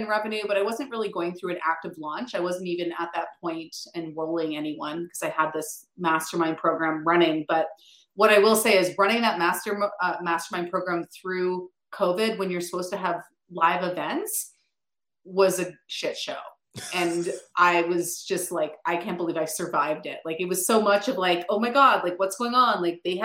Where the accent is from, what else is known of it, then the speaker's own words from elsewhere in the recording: Ottawa, Ontario, Canada; I actually grew up just outside Ottawa